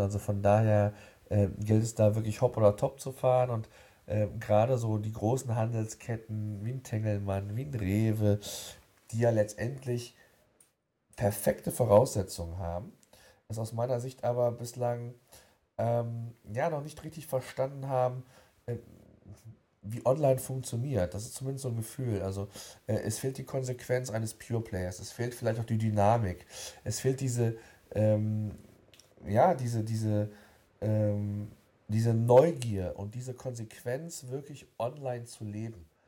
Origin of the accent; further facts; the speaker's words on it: Germany; Bei uns in Deutschland